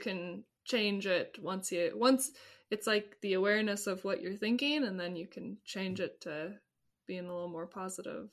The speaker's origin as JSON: {"language": "English", "town": "Ventura", "region": "California", "country": "United States", "tie": "born or raised there", "said": "growing up in Ventura"}